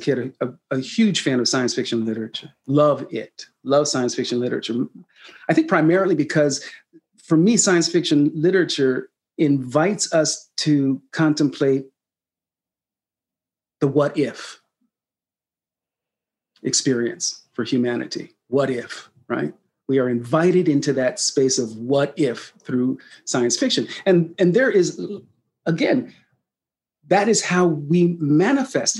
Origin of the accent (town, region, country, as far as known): Sacramento, California, United States; born or raised there